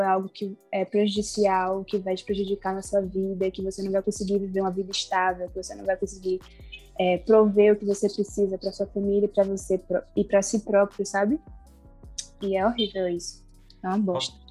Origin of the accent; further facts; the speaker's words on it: Salvador, Bahia, Brazil; sou soteropolitana, nasci e criada